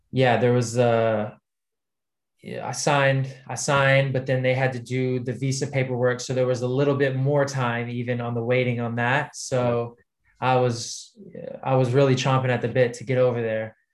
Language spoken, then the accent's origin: English; United States; now in United Kingdom; I was American